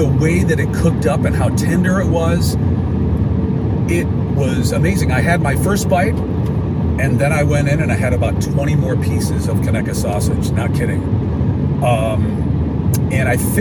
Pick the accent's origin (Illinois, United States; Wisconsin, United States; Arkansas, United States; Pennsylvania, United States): Illinois, United States; moved away as an adult; also born or lived in Chicago, Illinois; now in Alabaster, Alabama, United States; I'm from Illinois